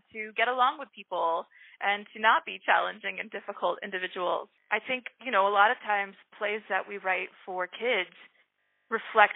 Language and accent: English; Louisville, Kentucky, United States; I grew up in Louisville, Kentucky